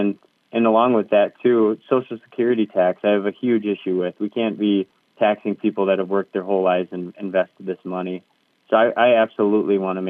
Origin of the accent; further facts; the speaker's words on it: Red Wing, Minnesota, United States; I was born and raised in Red Wing, Minnesota